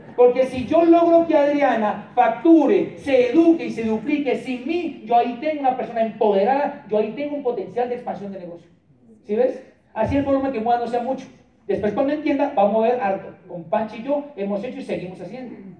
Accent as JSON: {"language": "Spanish", "town": "Popayán", "region": "Cauca", "country": "Colombia", "said": "nuestro seminario de Popayán, de donde yo soy"}